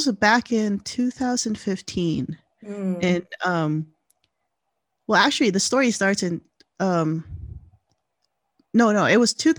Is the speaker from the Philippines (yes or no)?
yes; Philippines; now in United States; I grew up in the Philippines